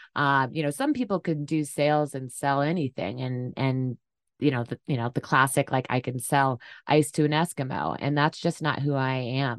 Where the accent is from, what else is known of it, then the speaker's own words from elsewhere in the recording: Durham, New Hampshire, United States; moved away as an adult; also born or lived in San Diego; the farm I grew up on in Durham, New Hampshire, on the seacoast